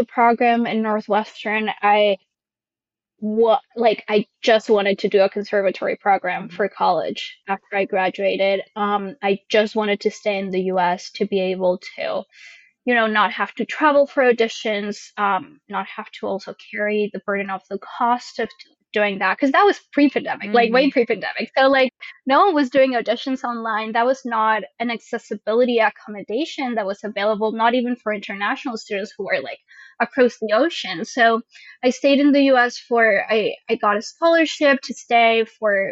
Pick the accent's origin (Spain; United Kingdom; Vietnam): Spain; a town outside of Madrid, Community of Madrid; English is a second language; moved away as an adult; now in United States; I was born in a town outside of Madrid and then grew up also in another town outside of Madrid until I was like 18, which is when I first came to the U.S.